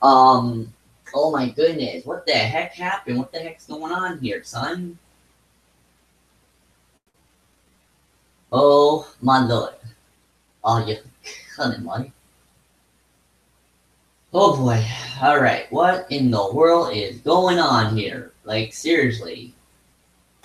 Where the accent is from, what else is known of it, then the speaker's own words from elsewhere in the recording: Edison, New Jersey, United States; I was born and raised in Edison, New Jersey.